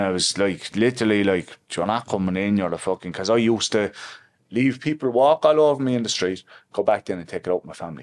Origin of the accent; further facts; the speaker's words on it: Limerick, Munster, Ireland; So I'm from Limerick City. I'm from the past side of Limerick City, actually.